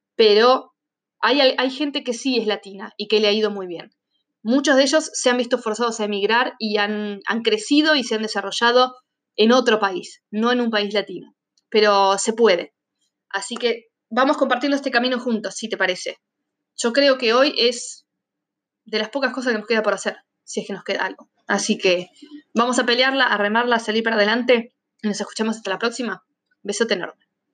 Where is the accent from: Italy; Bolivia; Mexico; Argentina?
Argentina; moved away